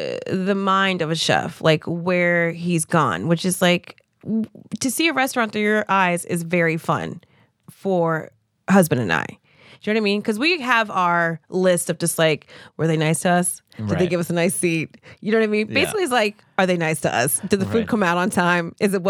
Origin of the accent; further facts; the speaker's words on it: New Jersey, United States; I'm from Jersey.